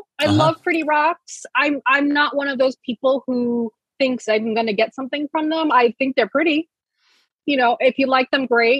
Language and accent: English; Reno, Southwest, United States; moved away as an adult; also born or lived in El Paso / New York; now in Arizona, United States; No, I was raised mostly in the Southwest, like Reno, El Paso. My parents really loved moving us every couple years. And then I moved to New York at 18, and then I stayed there until 2016.